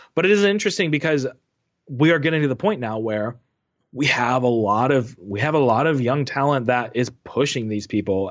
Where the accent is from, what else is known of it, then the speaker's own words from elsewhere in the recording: United States; an American soccer fan